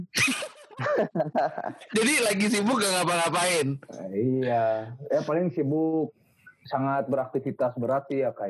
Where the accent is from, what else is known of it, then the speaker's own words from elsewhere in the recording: Bogor, West Java, Indonesia; gue dari Bogor.